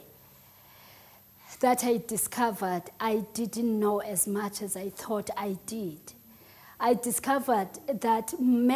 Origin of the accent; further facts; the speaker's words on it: Eastern Cape, South Africa; English is a second language; moved away; I'm from the Eastern Cape. I'm very much Xhosa.